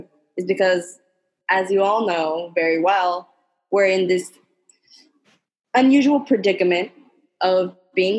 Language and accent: English; Miami, Florida, United States; I'm Cuban American, so I'm going to give my little Miami